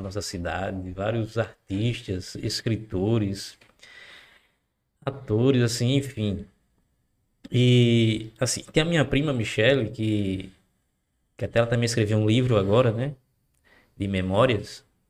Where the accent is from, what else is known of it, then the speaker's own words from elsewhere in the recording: Macau, Rio Grande do Norte, Brazil; É a cidade onde nós nascemos, onde nós crescemos